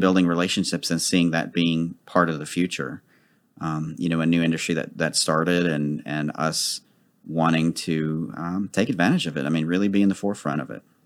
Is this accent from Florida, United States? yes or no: no; Dallas, Texas, United States; I've lived in Dallas all my life. I'm actually from Oak Cliff.